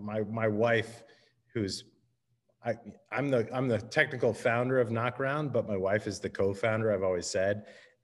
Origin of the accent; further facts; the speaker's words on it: United States; moved away as an adult; now in San Diego, United States; I grew up on the East Coast outside of Washington, D.C., and I moved out to San Diego for grad school